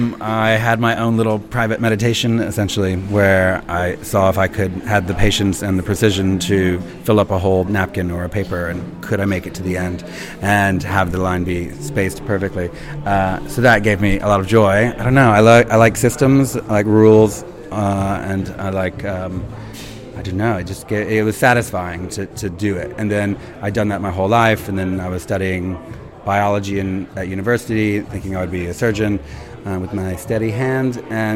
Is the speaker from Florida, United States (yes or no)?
no; Alabama, United States; I've done it with a lawnmower because I grew up in Alabama, so I knew how to cut grass. I used to talk a lot different.